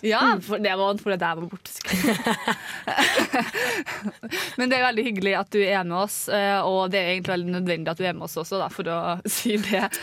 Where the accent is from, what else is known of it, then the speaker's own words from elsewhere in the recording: North Trøndelag, Norway; accent: North Trøndelag dialect; moved away; er jeg nordtrønderdialekta.